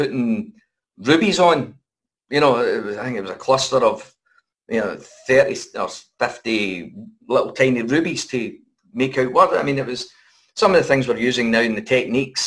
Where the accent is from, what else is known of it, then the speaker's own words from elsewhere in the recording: Airdrie, Scotland, United Kingdom; we came from Airdrie